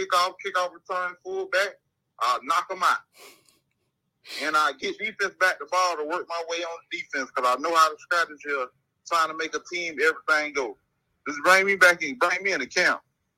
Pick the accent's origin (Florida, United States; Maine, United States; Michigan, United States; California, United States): Florida, United States; Cross Creek; born there; now in Arizona, United States; Cross Creek, Florida, in Polk County.